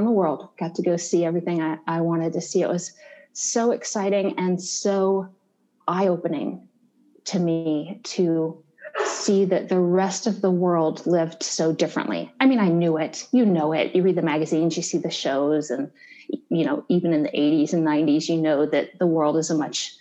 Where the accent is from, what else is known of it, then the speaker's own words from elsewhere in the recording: Columbus, Ohio, United States; I'm from Columbus, Ohio, born and raised